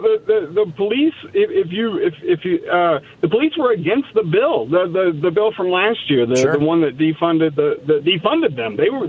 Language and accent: English; Indiana, United States; now in Jackson, United States; I'm originally from Indiana.